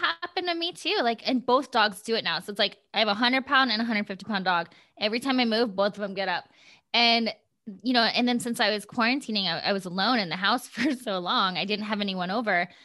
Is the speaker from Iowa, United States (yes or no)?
yes; Gilbert, Iowa, United States; moved away as an adult; also born or lived in Storm Lake, Iowa; now in Los Angeles, United States; I grew up in Iowa